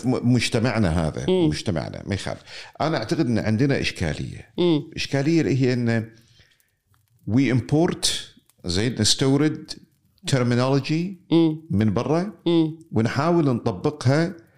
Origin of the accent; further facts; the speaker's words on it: Kuwait; كوني كويتي بفكر واحتياجاتي بتكون مختلفة عن رجل ثاني عايش معي بالكويت